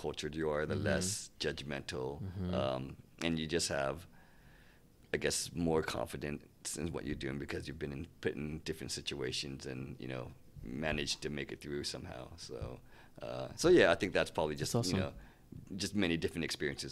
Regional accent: Santa Barbara, California, United States; also born or lived in San Diego; I grew up in Santa Barbara, and we moved to San Diego my senior year

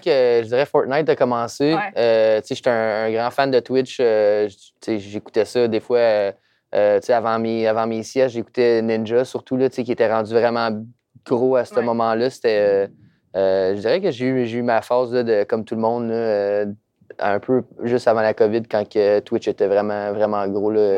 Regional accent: Trois-Rivières, Quebec, Canada; Je viens de Trois-Rivières

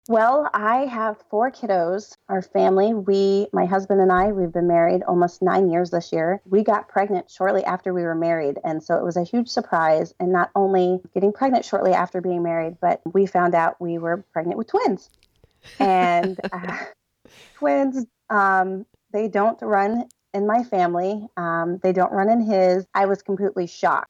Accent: Delaware, United States; I'm from Delaware

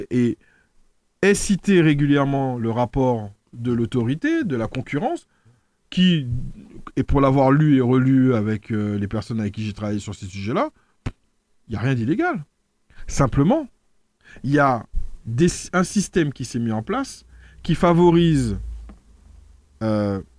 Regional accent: Martinique; Et l'exemple que je prends, on le connaît tous en tant que Martiniquais. Il y a trois ans, la téléphonie mobile était extrêmement chère en Martinique.

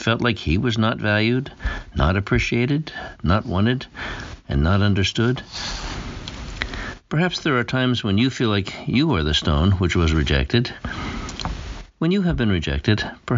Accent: Pennsylvania, United States; moved away; also born or lived in Massachusetts / Rhode Island / Maine; I grew up in Pennsylvania, the Keystone State

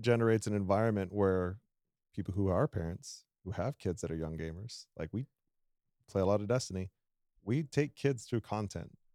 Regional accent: South Dakota, United States; I am born and raised in South Dakota. So we're technically in my home territory

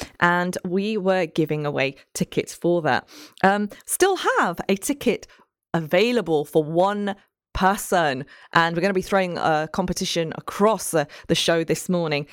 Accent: Nottingham, East Midlands, United Kingdom; growing up in Nottingham

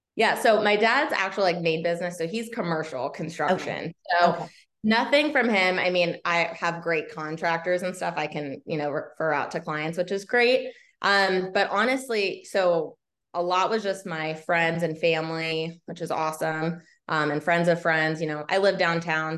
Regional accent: Laurel, Maryland, United States; also born or lived in North Carolina; now in Baltimore, United States; I am a Maryland native. I grew up in Laurel, Howard County.

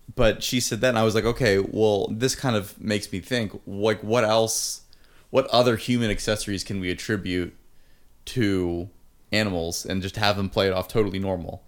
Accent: Pittsburgh, Pennsylvania, United States

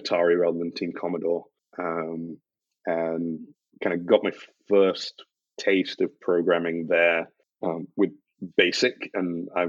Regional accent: Scotland, United Kingdom; also born or lived in Yorkshire; growing up in Scotland is it's culturally very different. So like Highland country dancing was a thing that we learned in school, which was weird for me as like a guy moving up from kind of Yorkshire to this place

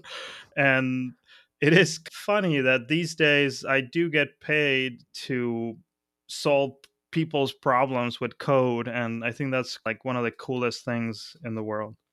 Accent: Buenos Aires, Argentina; moved away as an adult; also born or lived in Mar del Plata / Othello, Washington / Berlin; now in Philadelphia, United States; my childhood in Buenos Aires was pretty easy

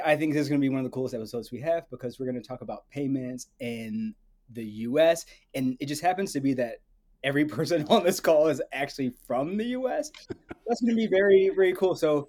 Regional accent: Cleveland, Ohio, United States; three of the four people on this call, including myself, or well, two other people, we're all from Cleveland.

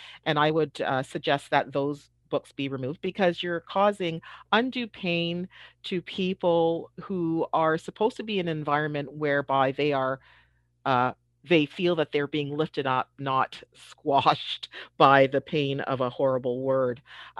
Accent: Toronto, Ontario, Canada; I experienced the usage of this word when I was a young child growing up in Toronto, when we had to read books that use this word over and over and over.

